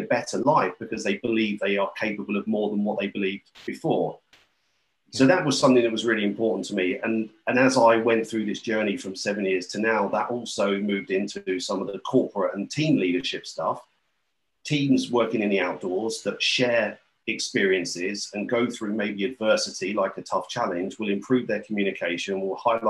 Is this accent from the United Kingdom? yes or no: yes; St Albans, East of England, United Kingdom; moved away as an adult; now in Anglesey, United Kingdom; I'm currently on Anglesey, but I'm from St. Albans, so sort of North London home counties.